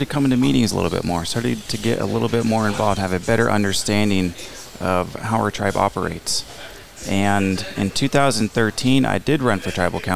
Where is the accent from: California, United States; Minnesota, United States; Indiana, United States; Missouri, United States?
California, United States; Palm Springs; also born or lived in Riverside, California; Born and raised in Palm Springs, and some of my fondest memories are spending time on the Andreas Ranch